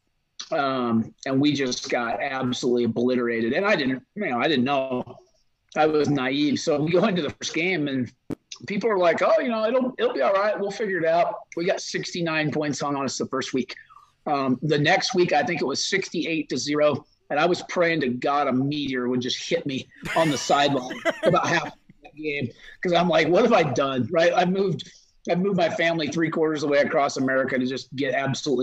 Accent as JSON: {"language": "English", "region": "Midwest", "country": "United States", "tie": "born or raised there", "also_born_or_lived": "the South", "moved": "as an adult", "lives_now": "Idaho, United States", "said": "as a Midwesterner"}